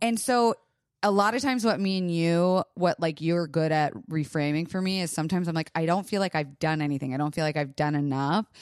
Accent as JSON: {"language": "English", "region": "Florida", "country": "United States", "tie": "born or raised there", "moved": "yes", "said": "I was raised in Florida"}